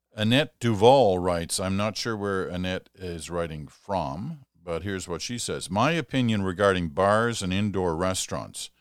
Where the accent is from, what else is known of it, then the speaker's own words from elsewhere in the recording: England, United Kingdom; moved away; also born or lived in Scotland; I was born in England. Um, I spent a lot of time in Scotland